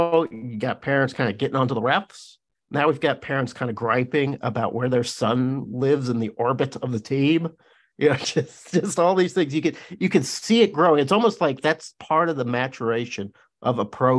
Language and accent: English; Arkansas, United States; I grew up in Arkansas.